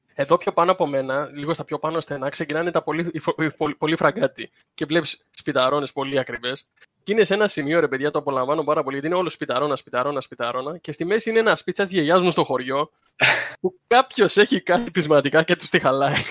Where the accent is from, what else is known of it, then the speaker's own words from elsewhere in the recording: Athens, Attica, Greece; also born or lived in Kamatero / Glyfada; εγώ μεγάλωσα στην Κυψέλη το 80 και το 90. Ναι, εγώ εκεί μεγάλωσα.